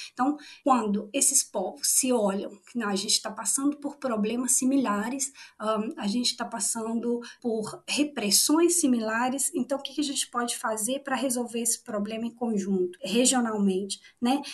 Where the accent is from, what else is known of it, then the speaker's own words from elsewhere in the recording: interior of Minas Gerais, Brazil; moved away as an adult; also born or lived in Valparaíso, Chile; now in Chile; Eu sou do, do interior de Minas Gerais